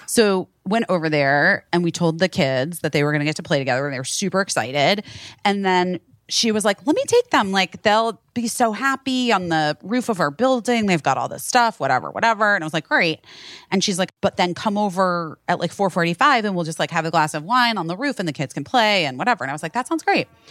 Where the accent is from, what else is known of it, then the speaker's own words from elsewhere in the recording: California, United States; moved away; I am from California. I know my berries.